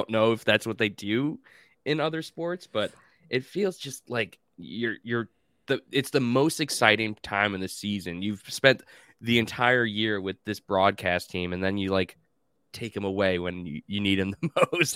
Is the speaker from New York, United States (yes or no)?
yes; Long Island, New York, United States; now in North Carolina, United States; growing up on Long Island